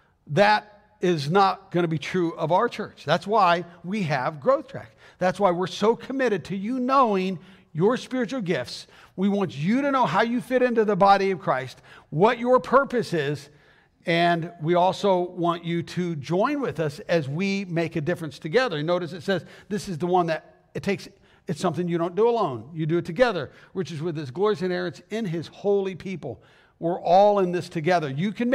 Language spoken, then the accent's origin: English; Arizona, United States; moved away as an adult; I mean, I came from Arizona, Southern Arizona, back in 1987.